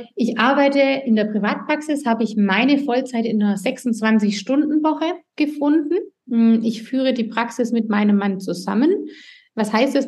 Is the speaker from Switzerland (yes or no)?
no; Swabia, Germany; accent: Swabian; ich komme aus dem Schwabenland, wie man hört